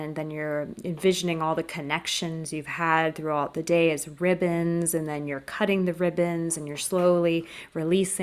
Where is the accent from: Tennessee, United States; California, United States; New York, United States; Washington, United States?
California, United States; moved away as an adult; now in France; I was born and raised in California, but now I am located in France